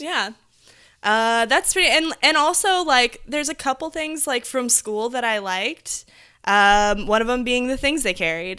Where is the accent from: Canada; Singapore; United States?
United States; Indiana; I, I grew up in Indiana